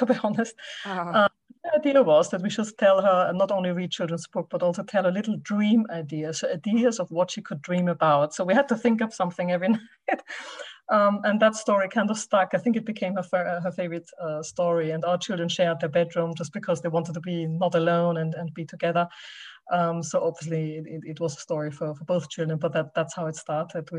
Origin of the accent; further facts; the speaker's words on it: Austria; moved away; I'm originally from Austria, so I do speak German with my children